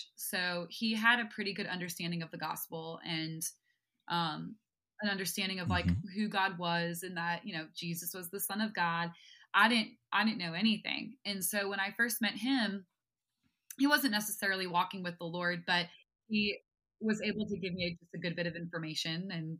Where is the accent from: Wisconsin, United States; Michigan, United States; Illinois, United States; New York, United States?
New York, United States; I claim the title as New Yorker. But yeah, I grew up right outside of the city.